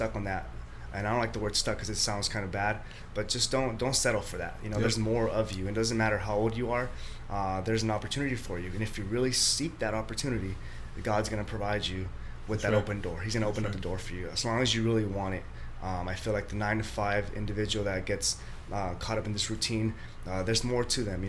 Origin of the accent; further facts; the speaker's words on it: El Salvador; moved away; I'm from El Salvador, so my family from El Salvador